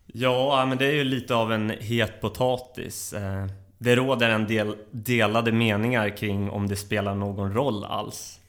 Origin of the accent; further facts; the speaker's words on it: Uppsala, Uppsala County, Sweden; jag är uppväxt i Uppsala, där jag även bor i dagsläget.